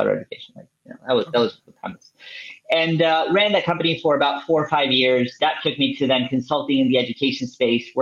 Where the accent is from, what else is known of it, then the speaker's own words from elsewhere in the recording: Venezuela; moved away; I'm originally from Venezuela